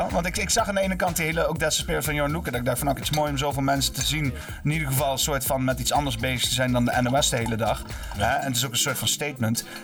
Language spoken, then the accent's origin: Dutch; Netherlands; Ik ben een Nederlander met een heel